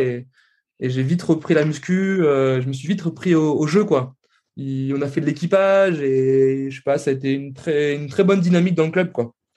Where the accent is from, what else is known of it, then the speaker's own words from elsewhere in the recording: Tours, Centre-Val de Loire, France; moi, je viens de Tours.